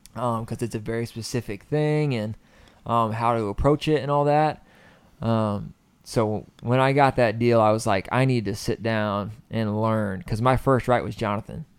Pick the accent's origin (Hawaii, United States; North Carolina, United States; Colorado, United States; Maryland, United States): North Carolina, United States; Clayton; moved away as an adult; born and raised in a little town called Clayton, east of Raleigh